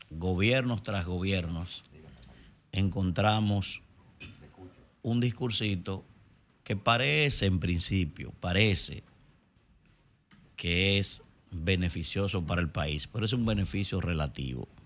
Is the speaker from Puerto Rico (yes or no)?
no; Dominican Republic; la verdad que como dominicano me apena mucho ver